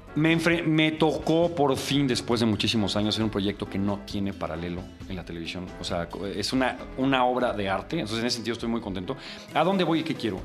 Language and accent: Spanish; Mexico City, Mexico; yo crecí en Coyoacán y agarraba el metro y me iba.